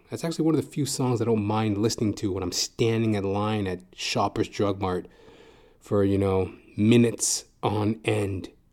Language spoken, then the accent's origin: English; Edmonton, Alberta, Canada; moved away as an adult; also born or lived in Calgary, Alberta; now in Toronto, Canada; I'm originally from Edmonton, Alberta